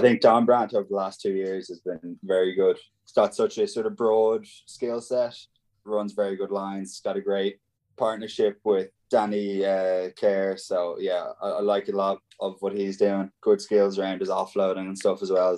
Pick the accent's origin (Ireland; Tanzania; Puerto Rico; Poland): Ireland; Ballina, Connacht; my hometown in Ballina